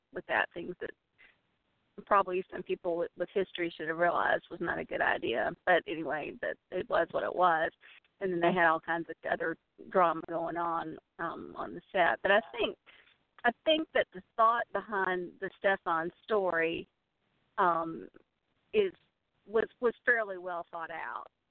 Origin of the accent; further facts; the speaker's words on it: Columbia, South Carolina, United States; growing up in Columbia, South Carolina